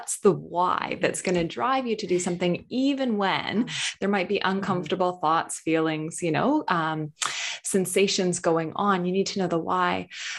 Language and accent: English; United States; Because I am from North America, so I don't know if you guys had it in Australia, but the Got Milk campaign, I grew up with all these celebrities having a milk mustache